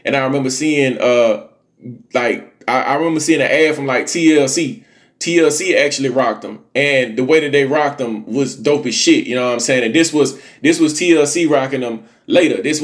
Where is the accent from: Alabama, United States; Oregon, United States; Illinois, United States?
Alabama, United States; Montgomery; when I was a kid growing up in Montgomery, Alabama